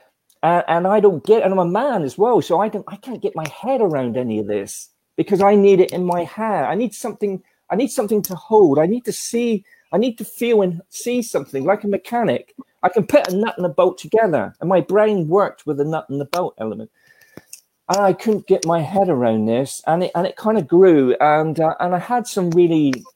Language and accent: English; Australia; growing up in Australia as a child